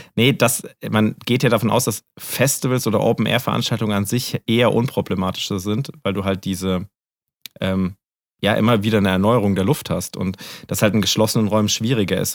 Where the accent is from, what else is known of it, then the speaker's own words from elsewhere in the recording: Germany; als Deutscher